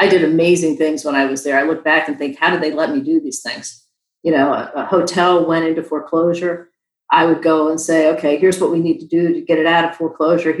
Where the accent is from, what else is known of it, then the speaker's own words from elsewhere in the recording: Maryland, United States; moved away as an adult; also born or lived in Virginia; I grew up in Maryland and I moved to Virginia right out of school